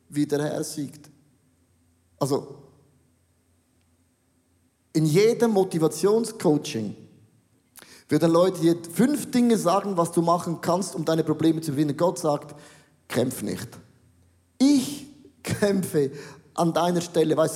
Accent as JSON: {"language": "German", "country": "Switzerland", "said": "Ich bin ein Schweizer und das macht man nicht. Das macht man nicht. Bei uns heißt, stehlen ist nicht erwünscht. In Deutschland heißt, stehlen ist verboten, bei uns ist das nicht erwünscht."}